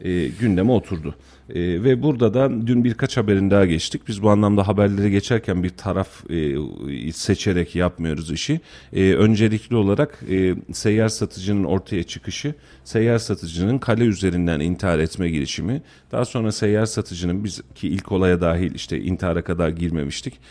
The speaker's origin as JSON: {"language": "Turkish", "region": "Kayseri Province", "country": "Turkey", "said": "biz burada Kayseriliyiz"}